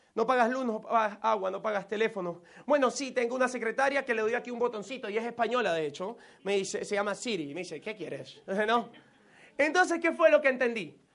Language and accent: Spanish; Venezuela; moved away as an adult; also born or lived in United States; me he devuelto a Venezuela